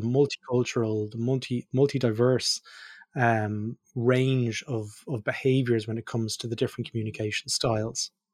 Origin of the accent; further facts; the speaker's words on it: Ireland; moved away; also born or lived in Australia; me being Irish